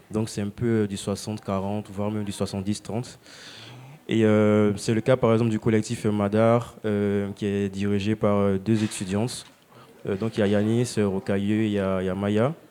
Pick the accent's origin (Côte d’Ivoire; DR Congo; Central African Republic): Côte d’Ivoire; je suis originaire de Côte d'Ivoire.